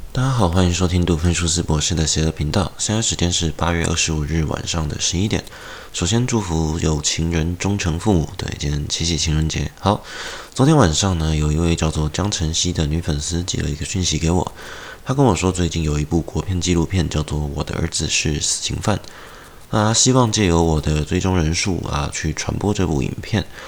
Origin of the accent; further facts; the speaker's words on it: Taiwan; 我们台湾人